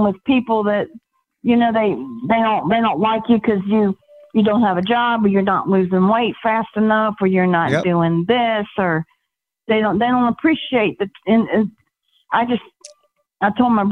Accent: Savannah, Georgia, United States; now in Homewood, United States; I'm originally from Savannah, but I'm in Homewood

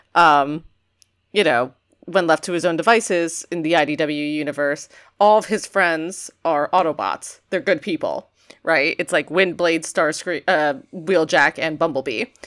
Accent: New York, United States; I'm a New Yorker

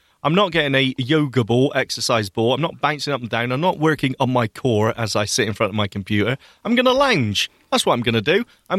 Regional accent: Bristol, South West England, United Kingdom; Made in my hometown. I used to go to school next to the fries factory in Brislington in Bristol.

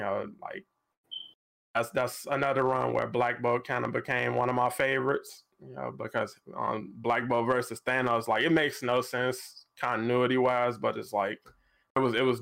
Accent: Chicago, Illinois, United States; I'm from Chicago too

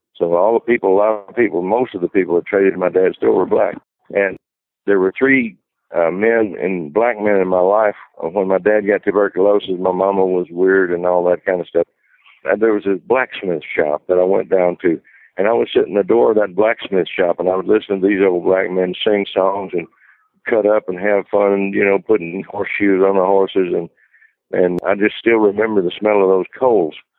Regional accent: Brownsville, Tennessee, United States; moved away; also born or lived in Texas; I'm from Brownsville, Tennessee

